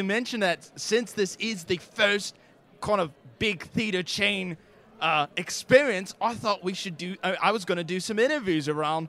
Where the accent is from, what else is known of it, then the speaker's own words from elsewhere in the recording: Australia; accent: Australian; now in United States; Sorry, every moment I live here in America, I lose my Australian accent.